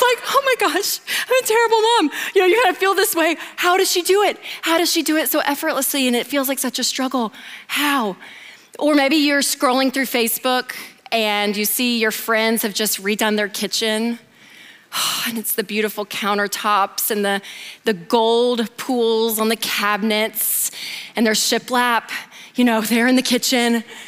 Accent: Nashville, Tennessee, United States; I'm from Nashville, the South, so everything's monogrammed.

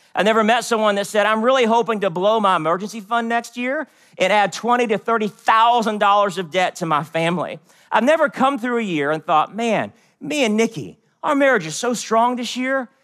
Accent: West Virginia, United States; also born or lived in Seoul, South Korea; I was born in Seoul, South Korea, but I grew up in West Virginia.

